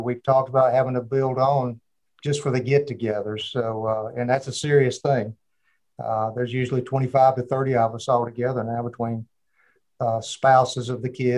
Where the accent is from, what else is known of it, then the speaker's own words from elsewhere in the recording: Marietta, Georgia, United States; also born or lived in Alabama; now in Columbus, United States; Born and raised in Marietta, Georgia, with a family of three sisters and myself.